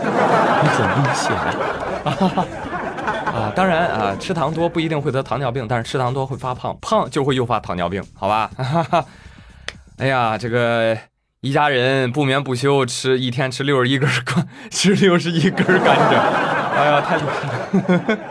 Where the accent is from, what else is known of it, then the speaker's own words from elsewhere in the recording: Jiangsu, China; 哎，我记得我小时候啊，我的家乡在江苏啊。